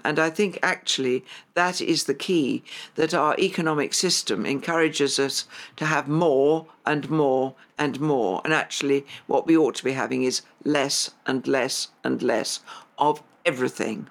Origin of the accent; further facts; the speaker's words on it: London, United Kingdom; I grew up in Highgate, came here when I was two